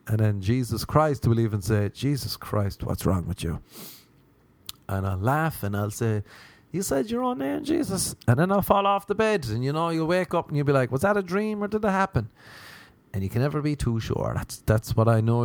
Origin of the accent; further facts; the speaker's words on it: Ireland; now in Los Angeles, United States; Growing up in the wee, the wee land of Ireland.